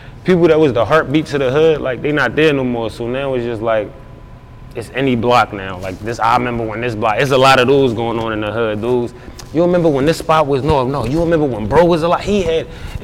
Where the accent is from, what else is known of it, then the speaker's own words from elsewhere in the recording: Philadelphia, Pennsylvania, United States; North Philadelphia, when it's all said and done, man, I'm from North, rep it proudly, everywhere I go